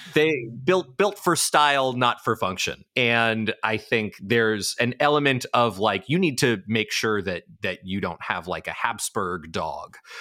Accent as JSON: {"language": "English", "town": "New York City", "region": "New York", "country": "United States", "tie": "born or raised there", "said": "I grew up in New York City"}